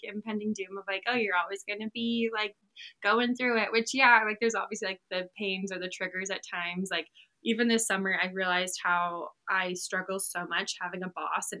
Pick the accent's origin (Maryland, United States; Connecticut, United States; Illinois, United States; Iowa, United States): Maryland, United States; also born or lived in Utah; now in Texas, United States; It's me and I have three sisters, so it was four girls in the family. Grew up with them and my parents in Maryland.